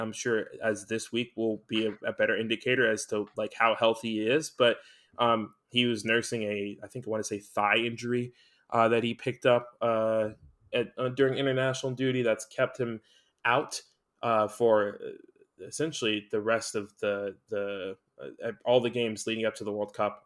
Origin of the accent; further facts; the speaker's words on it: United States; being American